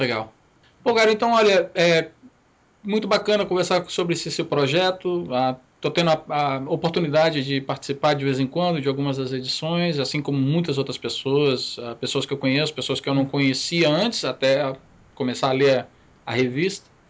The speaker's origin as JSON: {"language": "Portuguese", "region": "Amapá", "country": "Brazil", "tie": "born or raised there", "also_born_or_lived": "Espírito Santo / Conceição da Barra", "moved": "yes", "lives_now": "United States", "said": "apesar que eu nasci no Amapá, eu, eu, o último lugar que eu morei no Brasil, os últimos cinco, os cinco anos que eu morei no Brasil foram no Espírito Santo"}